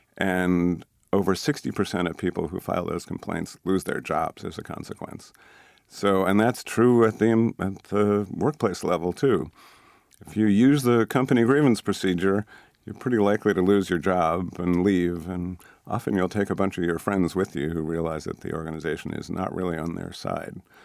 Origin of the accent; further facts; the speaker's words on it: Boston, Massachusetts, United States; I grew up here in Boston in the suburb